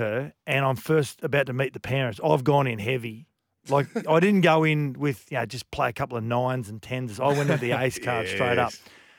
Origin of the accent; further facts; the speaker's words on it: Australia; I'm an Australian